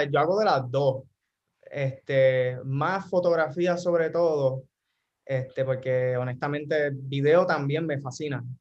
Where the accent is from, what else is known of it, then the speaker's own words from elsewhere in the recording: Toa Baja, Puerto Rico; also born or lived in Bayamón / San Juan / Orlando; originalmente soy de Bayamón, pero fui criado en, o sea, toda mi vida en toda, este, toda alta, en, sí, alta, Levitown.